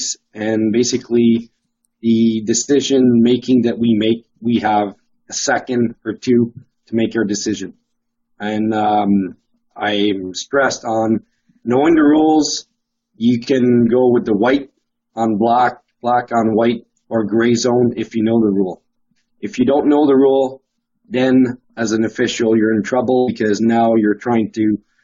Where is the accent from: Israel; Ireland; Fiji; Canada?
Canada; as Canadian